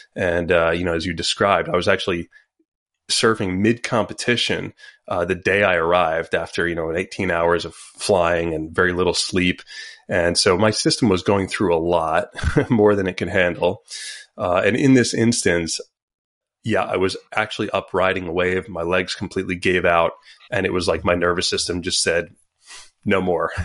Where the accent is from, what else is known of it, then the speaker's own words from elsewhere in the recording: Montauk, New York, United States; I grew up in Long Island